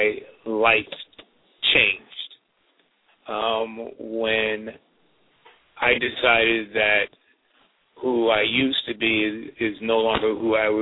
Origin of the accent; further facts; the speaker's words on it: New York City, New York, United States; also born or lived in St. Louis / Detroit; I'm from Brooklyn, grew up in Crown Heights